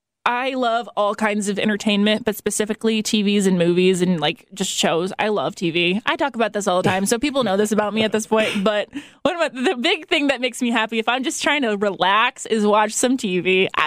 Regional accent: Fort Wayne, Indiana, United States; there is actually a bread factory in Fort Wayne. And so I equate the smell of baking bread to my hometown.

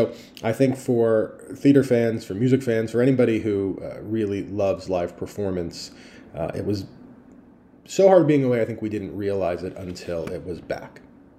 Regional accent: South Florida, United States; also born or lived in California; now in New York, United States; I grew up in South Florida

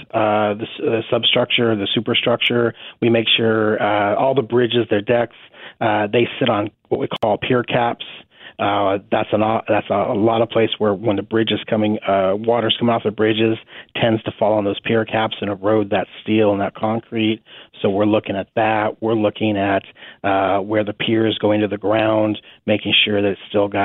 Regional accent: San Diego, California, United States; now in Sedgwick County, Kansas, United States; Originally, I'm from San Diego, California.

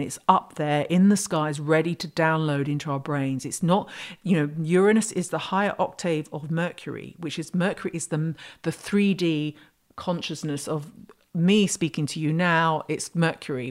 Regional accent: United Kingdom; I'm British

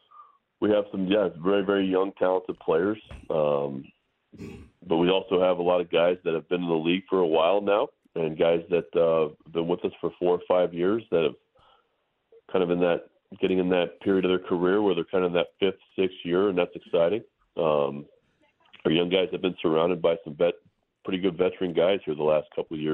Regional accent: Santa Rosa, California, United States; I grew up in Santa Rosa, California, about an hour north of San Francisco

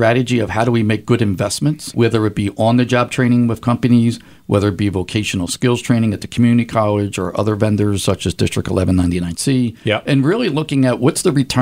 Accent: Philadelphia, Pennsylvania, United States; I grew up in South Philly with my dad and mom

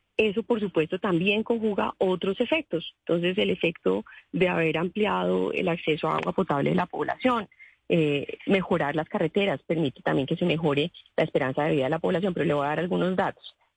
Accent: Colombia

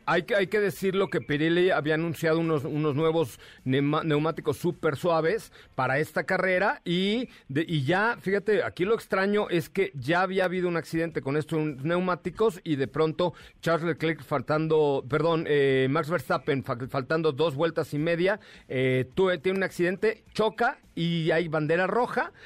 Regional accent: Mexico; como mexicano

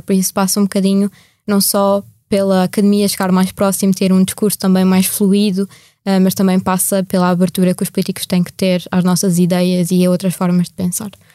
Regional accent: Portugal; que sou portuguesa

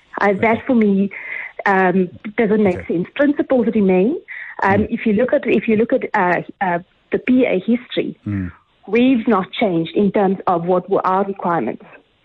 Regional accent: South Africa; We cannot regress as a South African nation.

